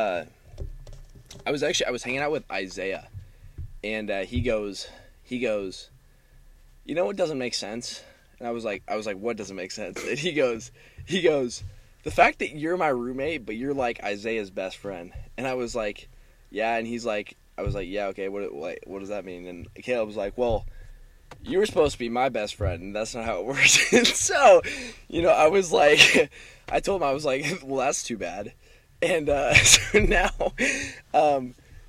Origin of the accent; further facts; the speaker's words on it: Silverton, Oregon, United States; I'm from Silverton. You know, I grew up there my whole life